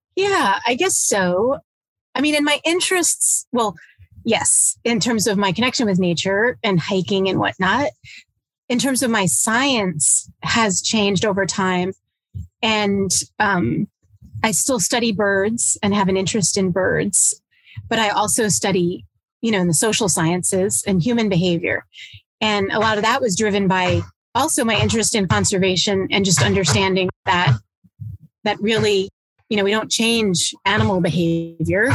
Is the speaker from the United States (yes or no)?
yes; southeastern U.S., United States; also born or lived in Long Island, New York; when I was young, we moved down to the south southeastern U.S. and lived in fairly rural places